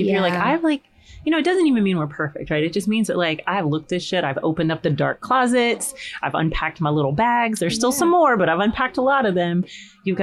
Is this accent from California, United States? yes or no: no; Jackson, Mississippi, United States; moved away; I'm from Mississippi